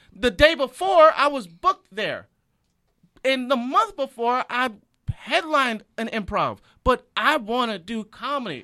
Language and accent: English; Michigan, United States; moved away as an adult; also born or lived in Detroit; now in Los Angeles, United States; I'm from Michigan